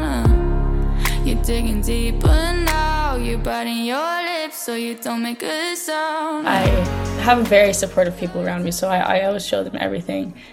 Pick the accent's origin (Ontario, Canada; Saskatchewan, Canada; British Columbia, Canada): British Columbia, Canada; Victoria; I grew up on Vancouver Island in Victoria.